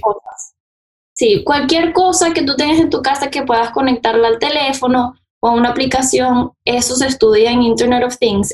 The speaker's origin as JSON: {"language": "Spanish", "country": "Venezuela", "moved": "yes", "lives_now": "United States", "said": "soy venezolana, eh, bueno, llevo acá en Estados Unidos viviendo hace 11 años"}